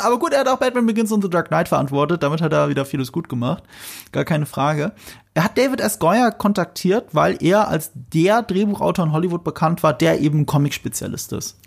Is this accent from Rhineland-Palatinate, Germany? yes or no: yes; near Ramstein, Rhineland-Palatinate, Germany; moved away; ich komme ja aus der Nähe von Rammstein. Und in Rammstein, jetzt muss ich mal aus dem Nähkästchen plaudern, da gibt's ein Kino, das ist das äh, Broadway-Kino. Da habe ich meine halbe Kindheit verbracht